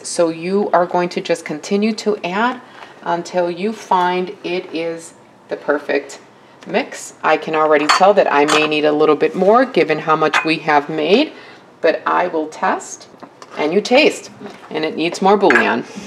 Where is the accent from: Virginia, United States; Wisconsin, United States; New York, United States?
Wisconsin, United States; I am from Wisconsin, born and raised